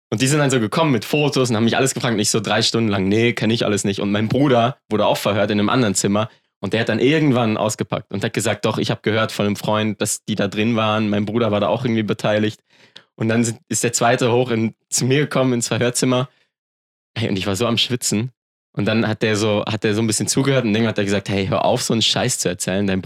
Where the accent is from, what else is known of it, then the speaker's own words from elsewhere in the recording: Germany; born there; Ich bin in Deutschland geboren, oft umgezogen. Ich musste immer mein Umfeld wechseln.